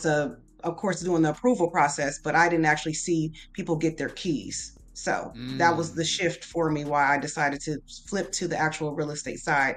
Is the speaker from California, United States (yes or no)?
yes; San Diego, California, United States; moved away as an adult; also born or lived in Texas; now in Houston, United States; I was born in Texas, but my mom moved to San Diego when I was a kid. And then I moved back to Houston in 2001